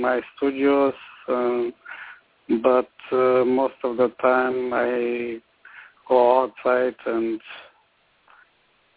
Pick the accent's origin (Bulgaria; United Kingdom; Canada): Bulgaria; Sliven, Sliven Province; moved away as an adult; also born or lived in Kazanlak, Bulgaria / Veliko Tarnovo, Bulgaria; now in Florida, United States; I was born and raised in Bulgaria